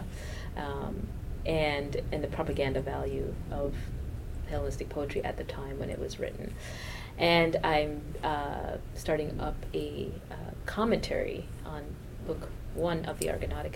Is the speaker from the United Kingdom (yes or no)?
no; Toronto, Ontario, Canada; moved away; also born or lived in Jamaica; I grew up in Toronto where the team is the Argos